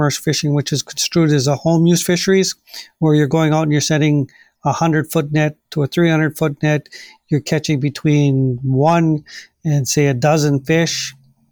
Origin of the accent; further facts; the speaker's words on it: United States; eat fish that's right back in my hometown